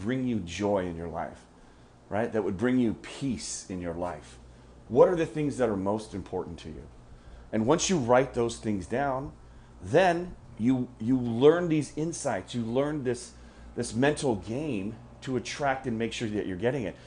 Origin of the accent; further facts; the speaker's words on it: United States; I'm American and I've spent most of my life here in the U.S.